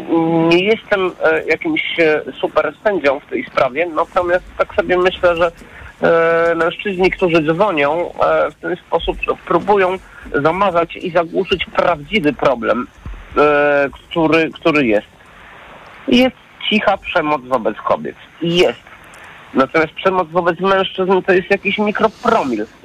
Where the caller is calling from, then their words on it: Warsaw, Masovian Voivodeship, Poland; jestem z Warszawy